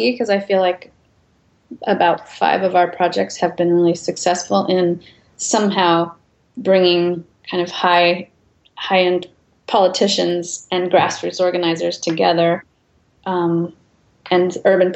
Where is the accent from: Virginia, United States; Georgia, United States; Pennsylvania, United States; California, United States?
California, United States; San Joaquin Valley, Central Valley of; I grew up in the Central Valley of California in the San Joaquin Valley